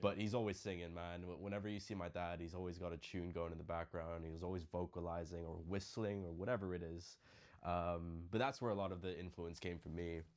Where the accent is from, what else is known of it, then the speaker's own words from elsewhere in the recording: Philippines; moved away; growing up in the Philippines